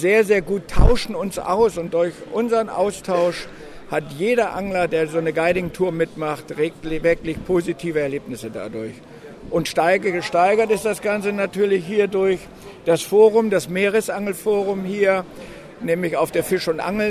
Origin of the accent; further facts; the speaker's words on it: near Walsrode, Lower Saxony, Germany; auch aus Niedersachsen äh, zwischen Hannover und Bremen. Dazwischen liegt die schöne Stadt Walsrode, der Weltvogelpark. Ja. Und da sind zehn Kilometer von mir